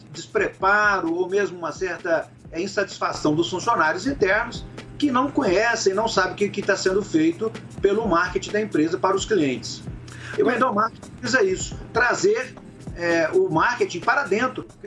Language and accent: Portuguese; Minas Gerais, Brazil; eu sou mineiro